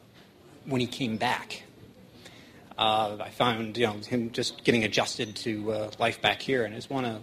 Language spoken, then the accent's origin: English; Mine Hill, New Jersey, United States; Mine Hill, New Jersey.